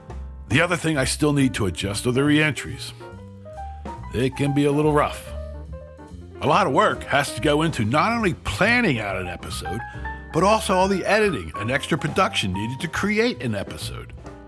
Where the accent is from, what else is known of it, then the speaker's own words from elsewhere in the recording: New Jersey, United States; my home state of New Jersey.